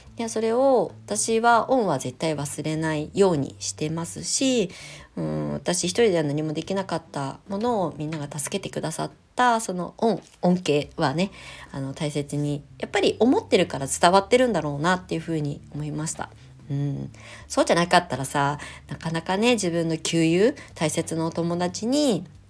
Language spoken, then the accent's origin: Japanese; Kasama, Ibaraki, Japan; moved away; also born or lived in Shonan; この茨城県笠間市で初、えー、クレイセラピー粘土の町で生まれ育った私が